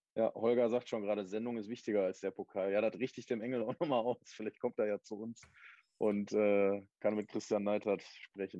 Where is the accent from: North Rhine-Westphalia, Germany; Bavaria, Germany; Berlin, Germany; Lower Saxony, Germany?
North Rhine-Westphalia, Germany; Essen; als Essener